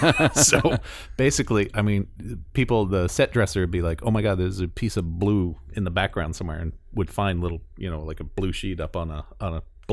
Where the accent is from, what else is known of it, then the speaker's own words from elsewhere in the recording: New York, United States; And I grew up in New York area.